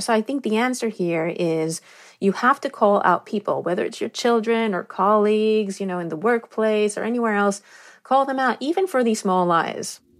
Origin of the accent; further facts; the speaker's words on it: Negev desert, Southern District, Israel; I grew up in the Negev desert in Israel.